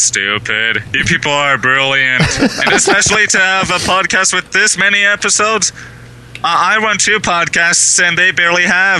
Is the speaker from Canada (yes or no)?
yes; southwestern Ontario, Canada; first language English; I am from southwestern Ontario, Canada.